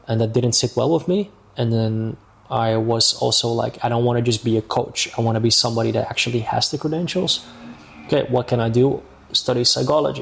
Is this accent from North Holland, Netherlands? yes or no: yes; Amsterdam, North Holland, Netherlands; moved away as an adult; now in Marbella, Spain; I am originally from Amsterdam, mm-hmm. Netherlands.